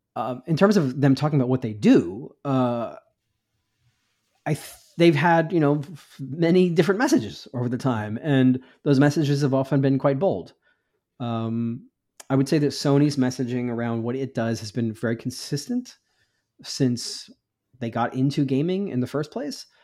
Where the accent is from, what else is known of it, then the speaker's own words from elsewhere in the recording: United States; I'm an American reporter